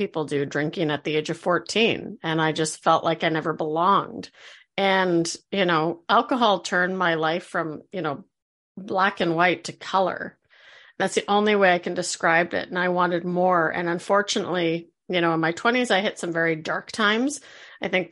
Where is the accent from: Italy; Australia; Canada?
Canada; I live in Canada. I'm the Canadian of our hosts